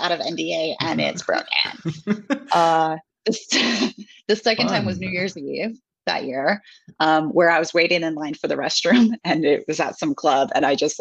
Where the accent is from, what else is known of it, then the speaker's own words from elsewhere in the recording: Seattle, Washington, United States; moved away as an adult; also born or lived in Japan; now in Switzerland; American. I spent 30 years of my life living in the Seattle area, Pacific Northwest of the US. And then almost 5 years ago, I moved abroad for the first time